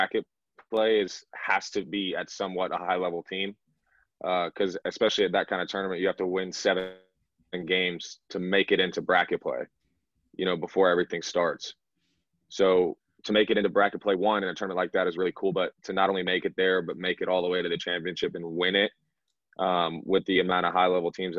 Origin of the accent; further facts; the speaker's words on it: Woodstock, Georgia, United States; also born or lived in Buckhead, Atlanta, Georgia; I grew up in high school and elementary school in Woodstock